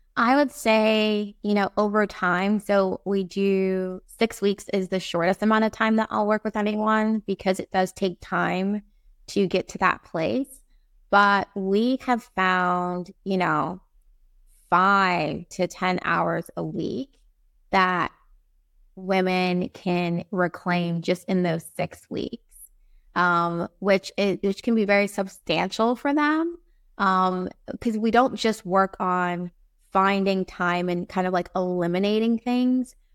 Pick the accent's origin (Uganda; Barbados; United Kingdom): Barbados; also born or lived in East Coast, United States; now in Saint Thomas, U.S. Virgin Islands; I was born in Barbados